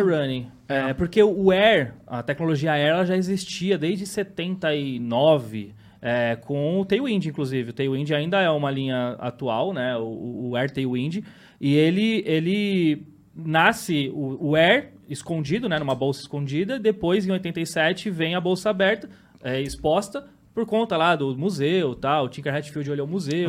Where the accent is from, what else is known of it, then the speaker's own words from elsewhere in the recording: São Paulo, Brazil; Eu cresci, nasci e cresci no mesmo bairro e praticamente moro até hoje